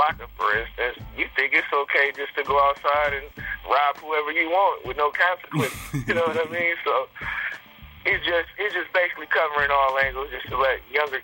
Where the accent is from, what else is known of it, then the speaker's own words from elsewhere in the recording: Sacramento, California, United States; I'm from California, Sacramento to be exact.